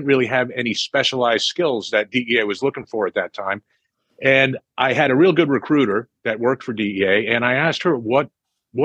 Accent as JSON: {"language": "English", "region": "New Jersey", "country": "United States", "tie": "born or raised there", "also_born_or_lived": "Delaware", "moved": "as an adult", "lives_now": "Los Angeles, United States", "said": "I grew up in New Jersey"}